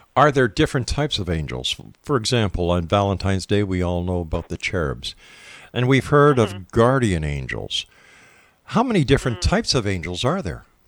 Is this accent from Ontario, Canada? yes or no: no; Montreal, Quebec, Canada; Montreal, Quebec, my hometown